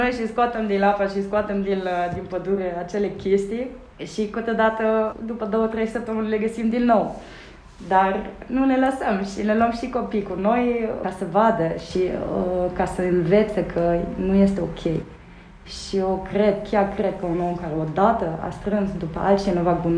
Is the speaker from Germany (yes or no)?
yes; Germany; Romanian is a second language; now in Romania; Eu sunt uh, născută și crescută în Germania, cu părinții nemți, uh, nu avem nicio legătură de rude cu, cu România.